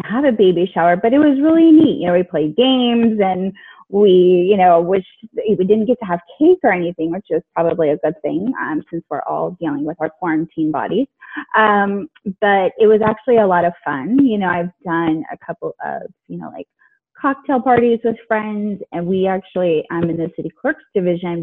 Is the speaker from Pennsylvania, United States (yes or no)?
no; California, United States; also born or lived in Alexandria, Virginia; I was born in Alexandria, Virginia, but I've lived in California most of my life